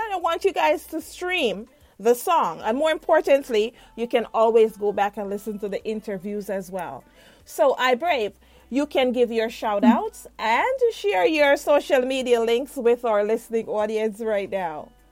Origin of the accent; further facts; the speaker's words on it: Jamaica; moved away; myself as a Jamaican